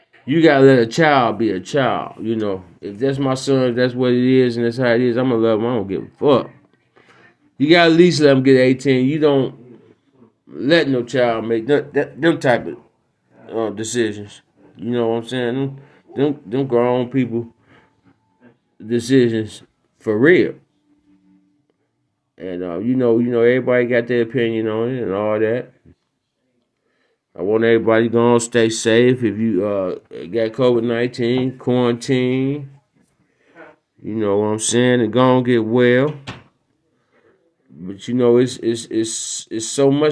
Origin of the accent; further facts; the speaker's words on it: Detroit, Michigan, United States; my hometown, Detroit